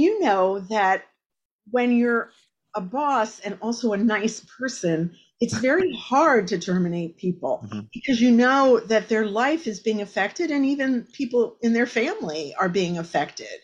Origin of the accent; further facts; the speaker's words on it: Exeter Township, Pennsylvania, United States; I grew up in Exeter Township, and I actually grew up on 40 acres of land